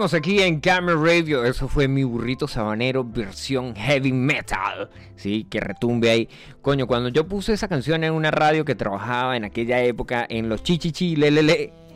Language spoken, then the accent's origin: Spanish; Colombia; moved away; Yo vivo en el Yaure, aquí no es Colombia, aunque yo soy colombiano